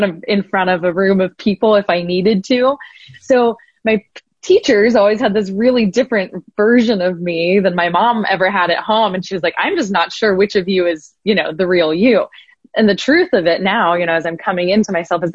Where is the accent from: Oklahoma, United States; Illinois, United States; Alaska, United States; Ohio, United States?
Ohio, United States; Columbus; I'm from the Midwest and the flattest, and, you know, it's a city of about 1 million people